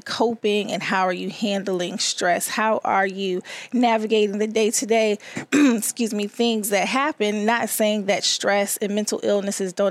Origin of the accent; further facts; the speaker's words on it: Chesapeake, Virginia, United States; also born or lived in Richmond, Virginia; I was born in Richmond, but I was raised in Chesapeake, Virginia